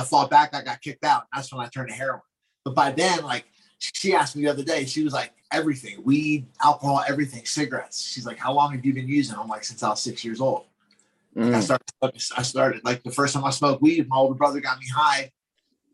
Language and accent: English; Glassboro, New Jersey, United States; I'm from Glassboro, New Jersey, bro, South Jersey